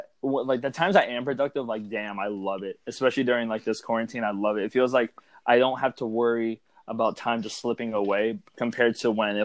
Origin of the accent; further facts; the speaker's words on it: Ventura, California, United States; moved away as an adult; now in Bakersfield, United States; I grew up in Ventura